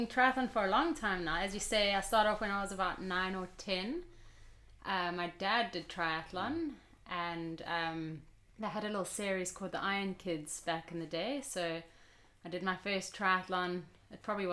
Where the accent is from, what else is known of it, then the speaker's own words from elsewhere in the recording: Pietermaritzburg, KwaZulu-Natal, South Africa; moved away as an adult; also born or lived in Stellenbosch, South Africa; now in London, United Kingdom; I went off back to my hometown, Pietermaritzburg in South Africa, after studying down in the Cape and Stellenbosch